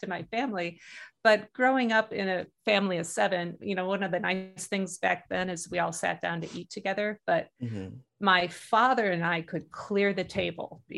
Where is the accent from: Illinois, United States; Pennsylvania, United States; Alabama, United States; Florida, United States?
Illinois, United States; Chicago; moved away as an adult; now in Alaska, United States; I grew up in Chicago